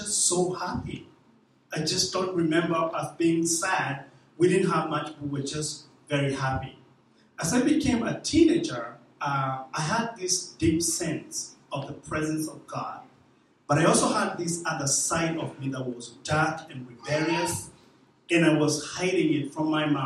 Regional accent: Kenya; moved away; I was born in Kenya, about 40 miles away from the capital city, Nairobi. About 40 miles away

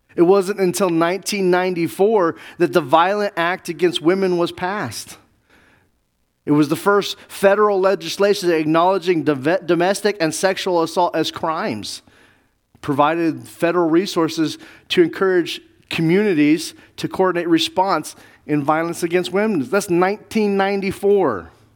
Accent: Navajo and Zuni reservations, Southwest, United States; I grew up on the Navajo Zuni reservations

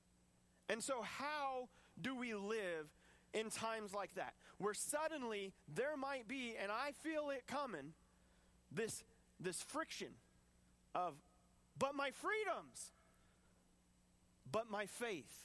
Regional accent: United States; I want to hold so tight to my American freedoms

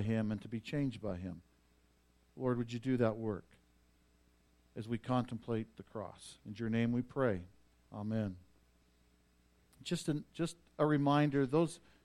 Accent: Vauxhall, Alberta, Canada; moved away; I made the road trip to Vauxhall, my hometown, to go see my dad

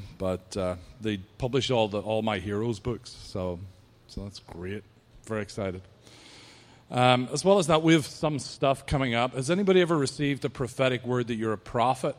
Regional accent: Ireland; accent: Irish; my accent is the best. You know that the Irish accent was voted as the sexiest accent on the planet at one point

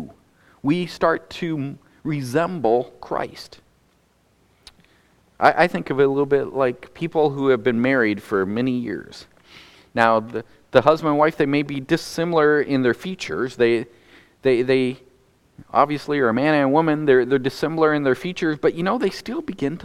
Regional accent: North Dakota, United States; moved away; I grew up in North Dakota

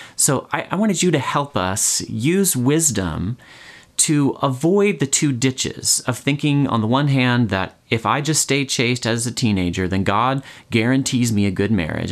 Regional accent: United States; I, I guess as American

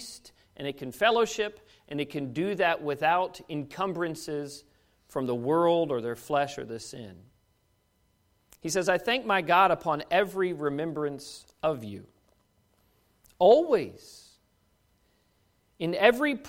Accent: Washington, District of Columbia, United States; moved away as an adult; now in Kentucky, United States; being a Kentucky-ish kid growing up in Washington, D.C. my whole life

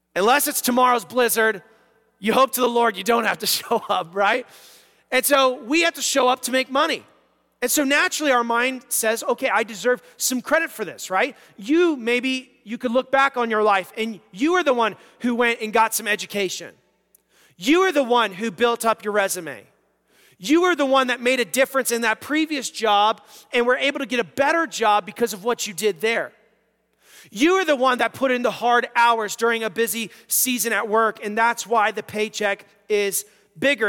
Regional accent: United States; as American Christians

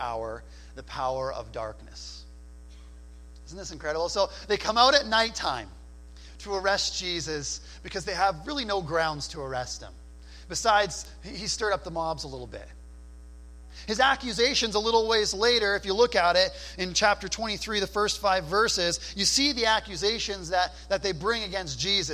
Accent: New Brunswick, Canada; I grew up in New Brunswick

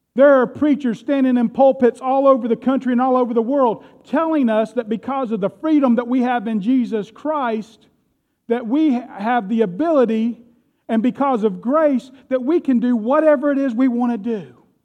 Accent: United States; I am proud to be an American

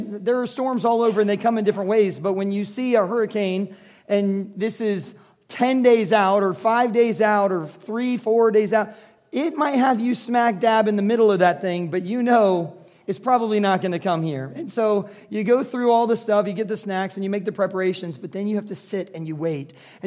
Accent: Florida, United States; as I am from Florida

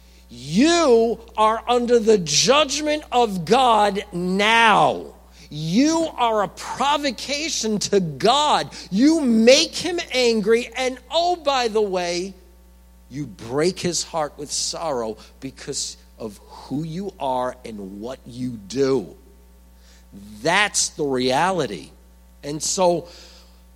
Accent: New York, United States; I'm from New York

